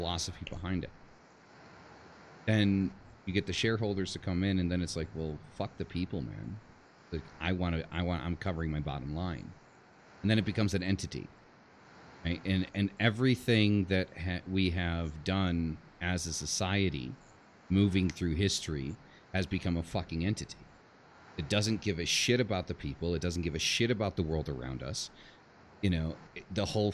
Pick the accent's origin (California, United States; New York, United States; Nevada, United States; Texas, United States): New York, United States; moved away as an adult; also born or lived in Istanbul, Turkey; now in Mexico; I live in Mexico. I'm from New York. I live in Mexico. I used to live in Istanbul, Turkey